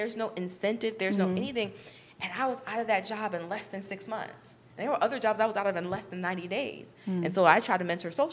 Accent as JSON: {"language": "English", "region": "New York", "country": "United States", "moved": "yes", "said": "I'm from New York."}